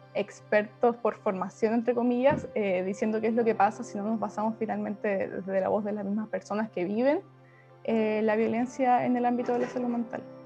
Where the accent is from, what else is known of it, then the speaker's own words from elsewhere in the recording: Puerto Montt, Los Lagos, Chile; moved away as an adult; now in Santiago, Chile; Soy del sur, soy de Puerto Montt, llevo dos años viviendo en Santiago